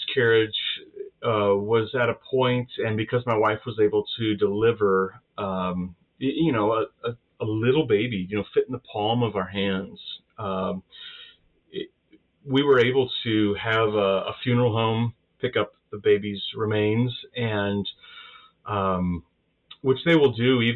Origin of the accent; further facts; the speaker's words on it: United States; being Baptist and being American